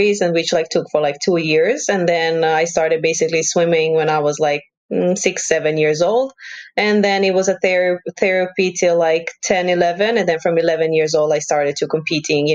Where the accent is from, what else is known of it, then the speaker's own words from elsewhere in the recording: Croatia; I'm from Croatia and I live in the main city of Croatia, which is Zagreb.